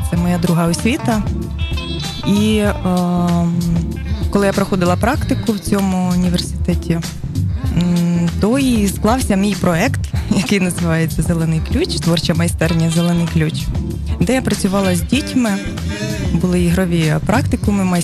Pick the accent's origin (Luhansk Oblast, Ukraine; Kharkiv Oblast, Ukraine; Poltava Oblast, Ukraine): Poltava Oblast, Ukraine; Reshetylivka; now in Kyiv, Ukraine; я народилась в Решетилівці, закінчила тут школу.